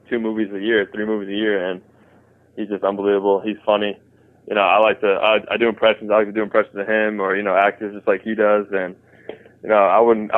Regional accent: Kings Park, New York, United States; also born or lived in Florida; Growing up in New York, just, I mean, not hearing anything bad about him. You know, the papers in New York here in Long Island

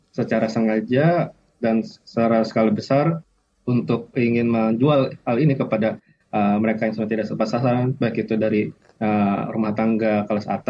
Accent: Banjarbaru, South Kalimantan, Indonesia; juga asalnya dari Banjarbaru gitu kan.

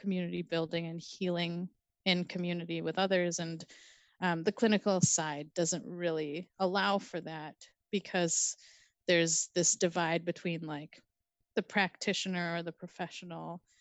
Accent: Minnesota, United States; I consider myself to be a Minnesotan in terms of where I find my home and where I find myself to be a local

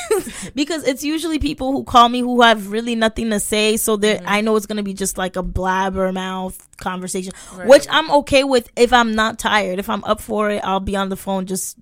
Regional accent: Paris, Île-de-France, France; the tea is silent because I am from France, Parisian.

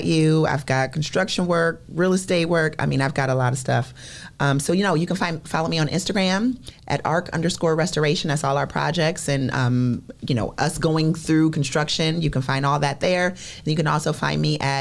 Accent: United States; I grew up on Macomb

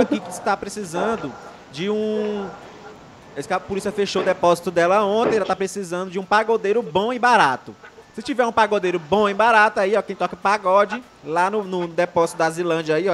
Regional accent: Maranhão, Brazil; accent: maranhense; meu sotaque é. é o maranhense

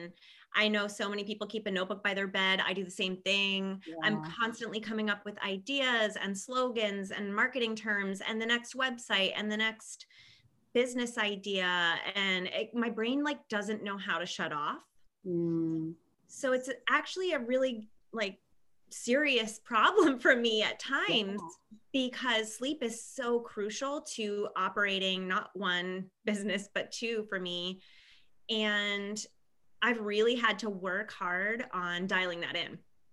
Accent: Maine, United States; moved away as an adult; also born or lived in Italy; now in Phoenix, United States; growing up, I'm from a small town in Maine

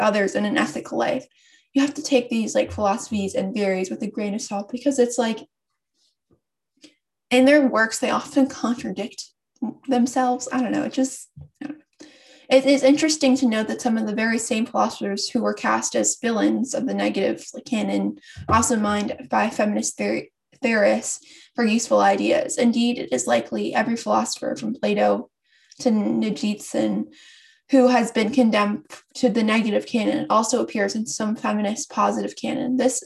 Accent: United States; I'm American

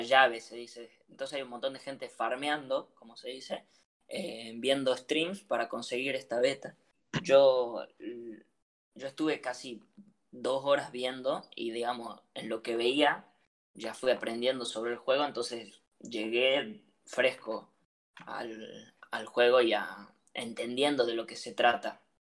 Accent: Argentina; adolescente argentino

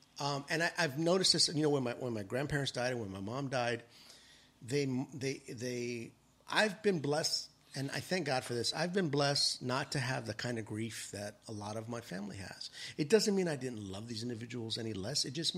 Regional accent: New Mexico, United States; born there; I was born in New Mexico, but I've lived all over the world.

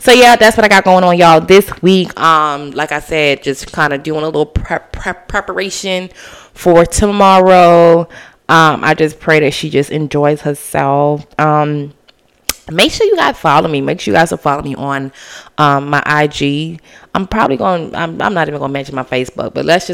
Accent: Bahamas; I'm from the Bahamas.

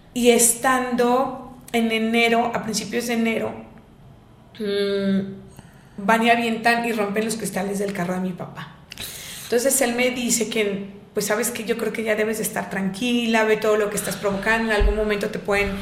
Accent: Mexico; moved away as an adult; also born or lived in Dublin, Ireland

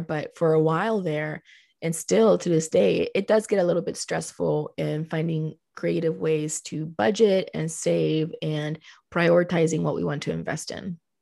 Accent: Colombia; moved away; also born or lived in Miami, Florida, United States; I was born in Miami and then I came back to Colombia with her because that's where she had family

